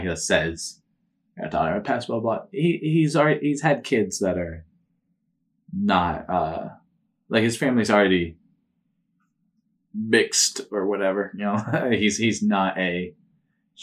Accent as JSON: {"language": "English", "region": "Vermont", "country": "United States", "tie": "born or raised there", "moved": "yes", "lives_now": "Michigan, United States", "said": "I grew up in Vermont"}